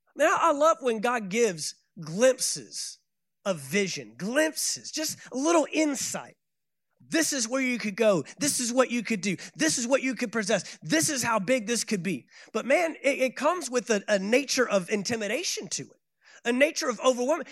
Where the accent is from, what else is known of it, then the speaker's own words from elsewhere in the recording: Dallas, Texas, United States; I am from Dallas, Texas